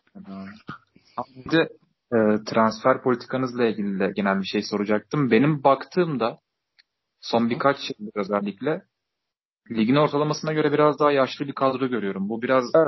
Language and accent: Turkish; Hatay, Turkey; Hataylıyım ben